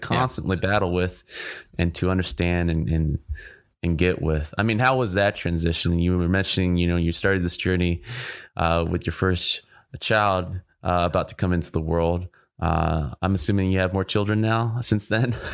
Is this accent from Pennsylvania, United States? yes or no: no; Orange County, California, United States; I grew up in Orange County as well